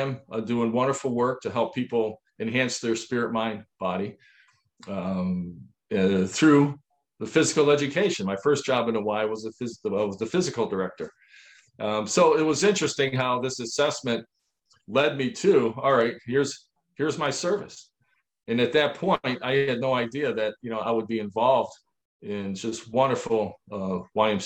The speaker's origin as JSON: {"language": "English", "town": "Niagara Falls", "region": "New York", "country": "United States", "tie": "born or raised there", "said": "We grew up in Niagara Falls, New York"}